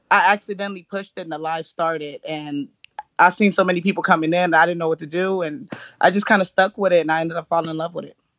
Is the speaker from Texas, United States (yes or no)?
no; California, United States; I'm from California